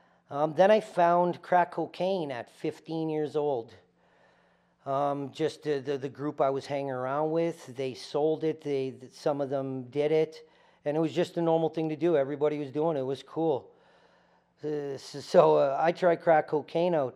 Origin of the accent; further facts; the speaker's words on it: Winnipeg, Manitoba, Canada; moved away as an adult; now in Calgary, Canada; I grew up in a shitty area of Winnipeg, or a lower class area of Winnipeg, poverty area of Winnipeg